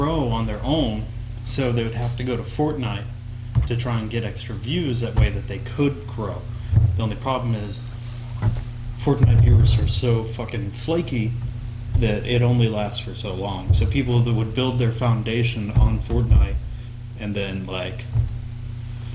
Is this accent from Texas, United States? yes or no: yes; Texas, United States; born and raised in Texas